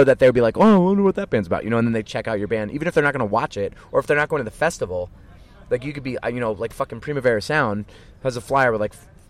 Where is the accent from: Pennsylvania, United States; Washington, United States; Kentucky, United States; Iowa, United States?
Pennsylvania, United States; Philadelphia; Growing up in Philadelphia hardcore